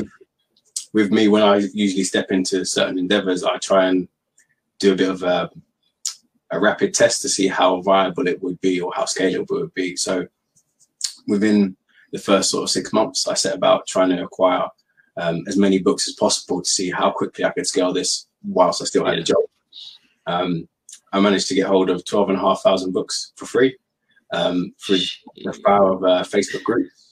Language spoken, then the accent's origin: English; London, United Kingdom; moved away as an adult; now in Bedford, United Kingdom; born and raised in London. Now I live in Bedford, just north of London.